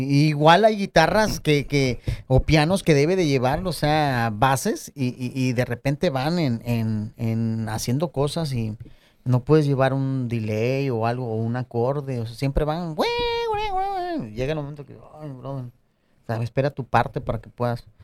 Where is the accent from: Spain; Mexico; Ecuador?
Mexico; todos somos mexicanos.